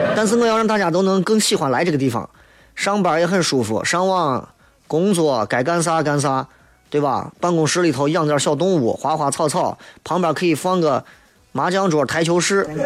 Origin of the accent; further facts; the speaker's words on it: Shaanxi, China; 我们陕西人